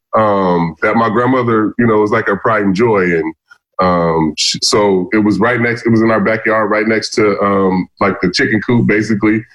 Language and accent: English; Vallejo, California, United States; I grew up in Vallejo, California, um, Northern California.